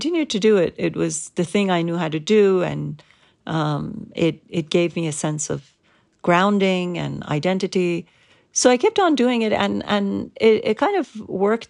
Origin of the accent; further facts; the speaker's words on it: Iran; English is a second language; now in United States; People would say, oh, you have an accent. Where are you from? I would say, Iran